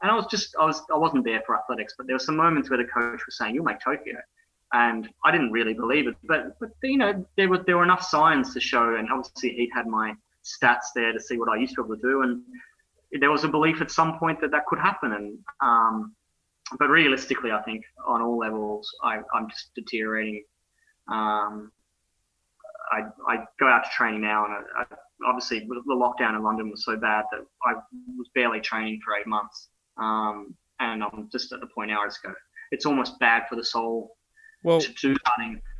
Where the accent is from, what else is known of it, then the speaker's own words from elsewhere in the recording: Brisbane, Queensland, Australia; born there; also born or lived in Ireland; I was born in Brisbane. I, I've lived in Ireland.